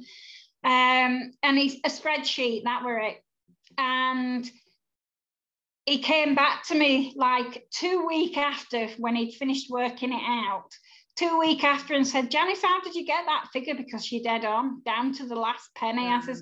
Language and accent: English; Yorkshire and the Humber, United Kingdom; I'm a Yorkshire girl